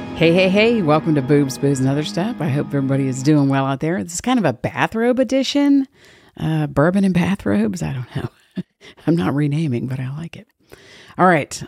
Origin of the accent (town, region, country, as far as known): Georgia, United States